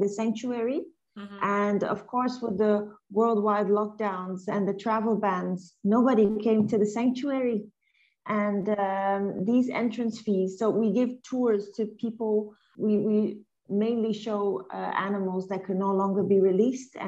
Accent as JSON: {"language": "English", "country": "Belgium", "also_born_or_lived": "Antwerp", "moved": "as an adult", "lives_now": "Liberia", "said": "I'm from Belgium"}